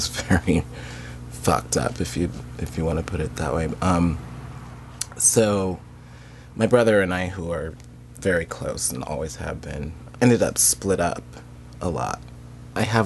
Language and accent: English; Denver, Colorado, United States; moved away as an adult; now in Seattle, United States; I grew up in Denver, Colorado, in Capitol Hill in Denver